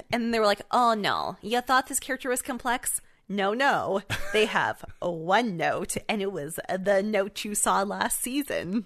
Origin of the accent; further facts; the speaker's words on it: Canada; I am Canadian